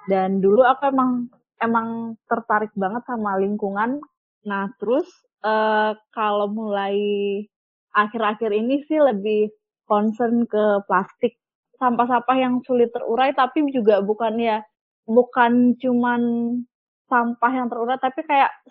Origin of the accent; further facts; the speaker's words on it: Bali, Indonesia; Kita orang Bali hanya bergantung ke pariwisata, terus pariwisatanya hilang, kita terpukul lagi.